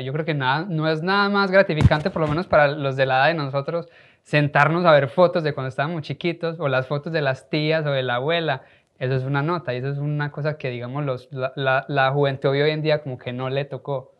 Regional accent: Colombia; como colombianos

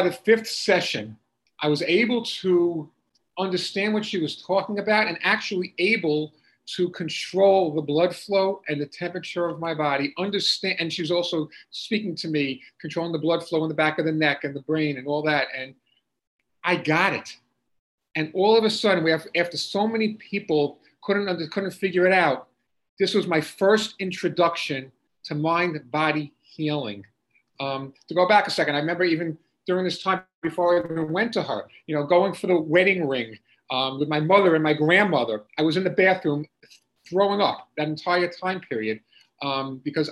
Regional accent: Long Island, New York, United States; I grew up in Long Island, New York

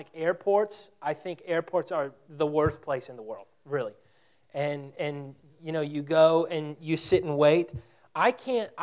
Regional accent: Texas, United States; we're from Texas.

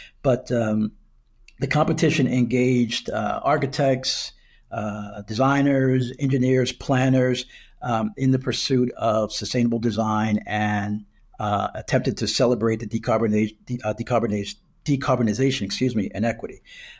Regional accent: Wilmington, Delaware, United States; I interned with the DuPont Company in my hometown of Wilmington, Delaware.

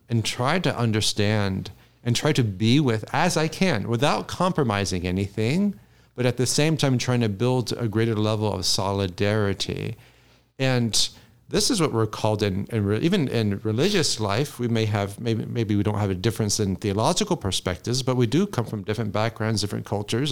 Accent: Jacksonville, Florida, United States; moved away; I'm from Jacksonville, went to Florida State University

